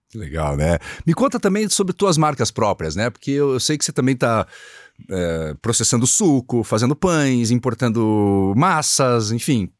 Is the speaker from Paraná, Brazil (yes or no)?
yes; Curitiba, Paraná, Brazil; Eu sou nascido e criado em Curitiba